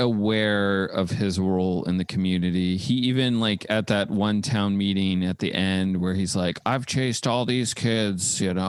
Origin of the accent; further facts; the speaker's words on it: Belleville, Ontario, Canada; moved away; I came from Belleville